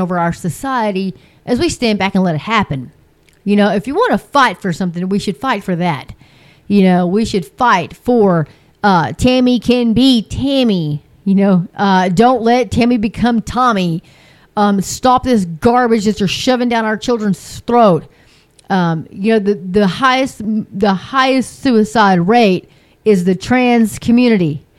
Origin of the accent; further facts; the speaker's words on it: near Pampa, Texas, United States; my hometown, but not too far, like 60, 70 miles from my house, from Pampa, Texas.